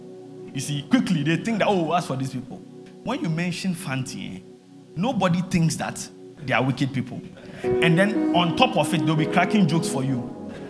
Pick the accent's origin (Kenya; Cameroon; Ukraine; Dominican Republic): Cameroon; I see, you are speaking French. I'm from Cameroon.